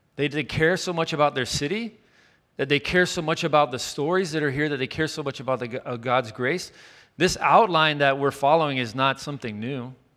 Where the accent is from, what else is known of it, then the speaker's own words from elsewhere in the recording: Chattanooga, Tennessee, United States; moved away; The city for me in my hometown was down the mountain in Chattanooga, Tennessee